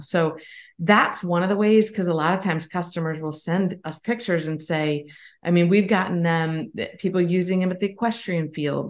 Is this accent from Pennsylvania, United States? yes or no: yes; Pennsylvania, United States; now in South Carolina, United States; grew up in Pennsylvania and now live in South Carolina